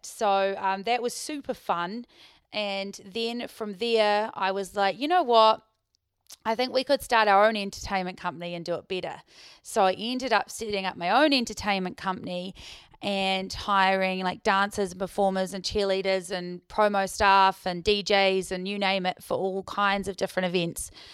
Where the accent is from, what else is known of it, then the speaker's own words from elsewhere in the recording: Queenstown, Otago, New Zealand; moved away as an adult; also born or lived in Dunedin / Dubai; I was born in Queenstown, grew up in Queenstown